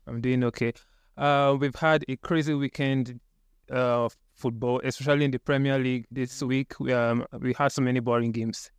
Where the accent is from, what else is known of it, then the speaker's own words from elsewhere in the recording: Nigeria; as a Nigerian fan